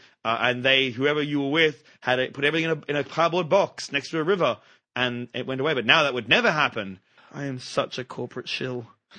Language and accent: English; Australia; Yes. Hello, I'm an Australian.